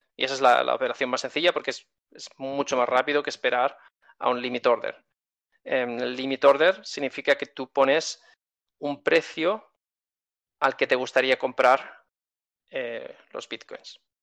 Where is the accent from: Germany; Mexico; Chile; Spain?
Spain; soy español y tengo cuenta bancaria en España